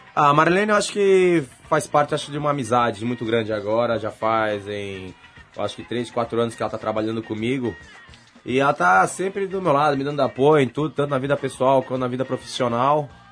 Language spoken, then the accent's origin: Portuguese; Brazil; moved away as an adult; now in United States; continuei representando o Brasil, que é o país onde eu nasci